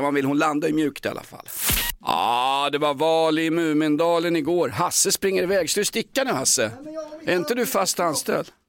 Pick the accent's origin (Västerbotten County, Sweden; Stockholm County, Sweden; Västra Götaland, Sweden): Stockholm County, Sweden; Stockholm; jag kommer från Aspudden